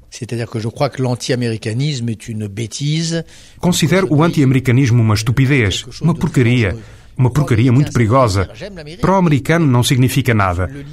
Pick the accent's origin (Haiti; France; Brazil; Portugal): France; Mas eu sou francês, sou europeu de origem francesa, escrevo para os europeus